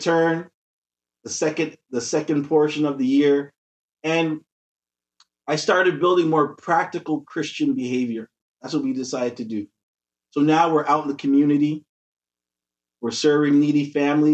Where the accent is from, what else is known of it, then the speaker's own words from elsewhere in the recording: Toronto, Ontario, Canada; I was born here in Toronto. My parents are from Jamaica.